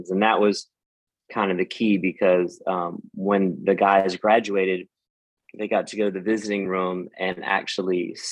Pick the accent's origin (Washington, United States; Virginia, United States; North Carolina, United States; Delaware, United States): North Carolina, United States; I was raised here in North Carolina